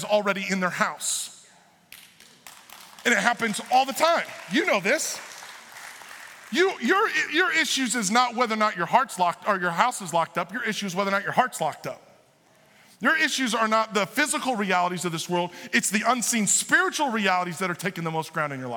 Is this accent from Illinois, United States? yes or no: yes; Illinois, United States; I'm from the Republican part of Illinois.